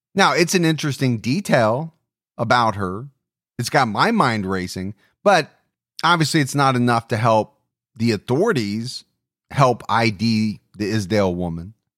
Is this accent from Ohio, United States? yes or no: yes; Ohio, United States; my home state of Ohio